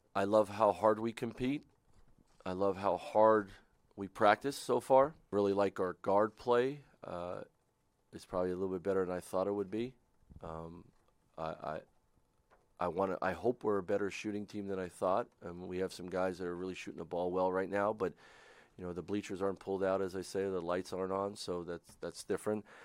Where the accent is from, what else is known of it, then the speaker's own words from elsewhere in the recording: Pennsylvania, United States; moved away; I didn't come back here 'cause it's my home state